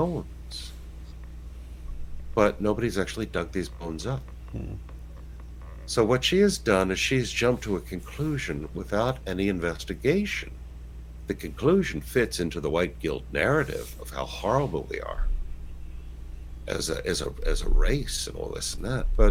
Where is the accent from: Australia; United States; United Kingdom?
United States; I'm an American